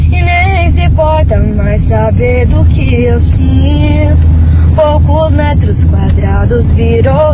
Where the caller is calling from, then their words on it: Paraná, Brazil; sou do Campo Comprido.